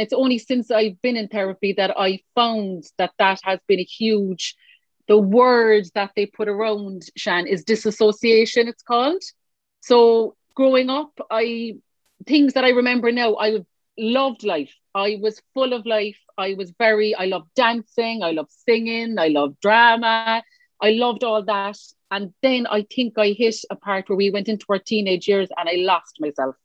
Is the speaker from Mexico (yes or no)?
no; Cork, Munster, Ireland; I was born here in Cork, Erinville. Many will know, anyone from Cork listening, that's where I was born, in Erinville Hospital